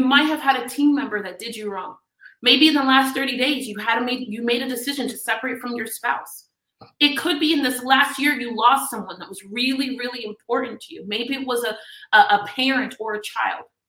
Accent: Miami, Florida, United States; I'm from Miami, Florida

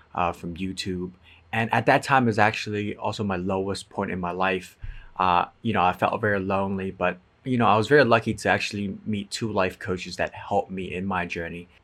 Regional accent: Macau; moved away; also born or lived in San Francisco / Edinburgh; I'm from Macau, China

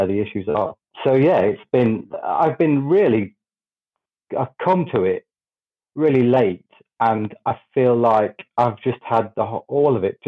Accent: Grantham, East Midlands, United Kingdom; I'm from Grantham in the UK.

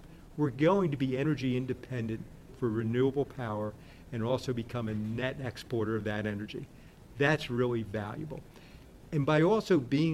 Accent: United States

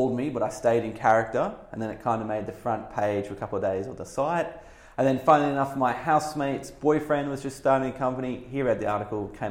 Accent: Australia; moved away as an adult; now in London, United Kingdom; I'm an Aussie expat. I've been over here for about coming up to 3 years now

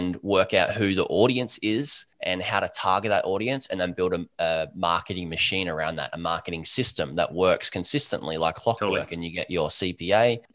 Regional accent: Gold Coast, Queensland, Australia; I'm a surfer from the Gold Coast, Australia

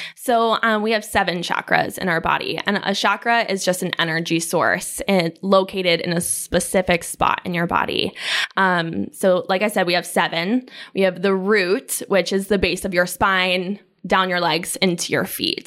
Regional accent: York, Pennsylvania, United States; moved away as an adult; now in Raleigh, United States; I'm from York, Pennsylvania, which is a very small town

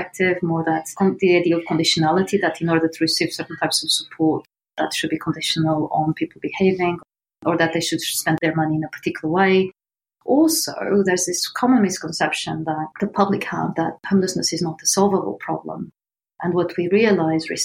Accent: northeast Portugal, Portugal; now in United Kingdom; I come from a very, very poor part of Portugal, the northeast

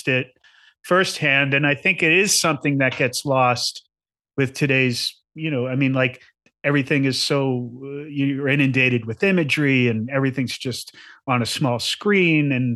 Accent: New Jersey, United States; I grew up in New Jersey in the suburbs.

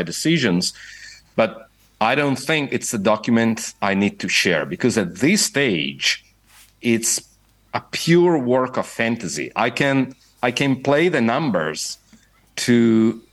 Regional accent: Italy; now in Dublin, Ireland; I, as an Italian

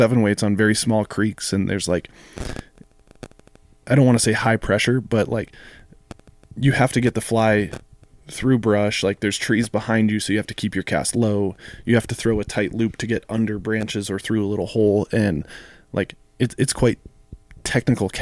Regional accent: Colorado, United States; growing up in Colorado

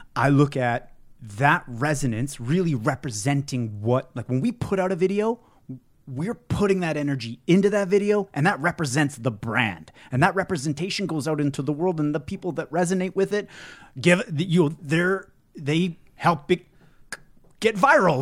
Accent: Canada; it's part of being a Canadian, though.

